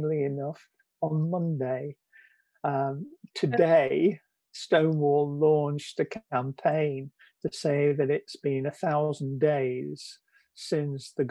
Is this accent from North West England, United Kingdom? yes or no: yes; Preston, North West England, United Kingdom; Preston North End, which is my hometown